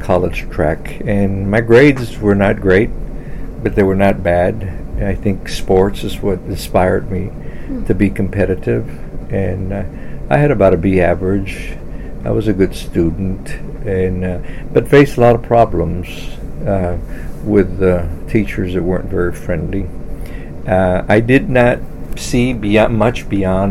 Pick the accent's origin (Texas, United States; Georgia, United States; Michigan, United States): Texas, United States; La Feria; also born or lived in Solis Ranch, Texas; my family moved from the rural community a mile and a half to the town named La Feria, Texas, L-A-F-E-R-I-A, Texas, a town of 6,000 people. And so I was raised there, went to schools there